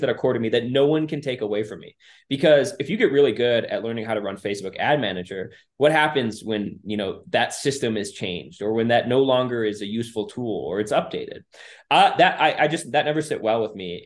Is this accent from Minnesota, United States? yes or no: yes; Minnesota, United States; growing up in Minnesota